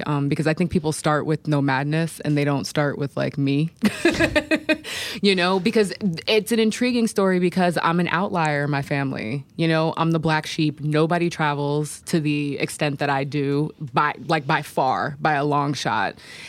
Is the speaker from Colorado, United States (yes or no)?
no; Poughkeepsie, New York, United States; we lived in a 3-level apartment building in the city of Poughkeepsie. I grew up in Poughkeepsie.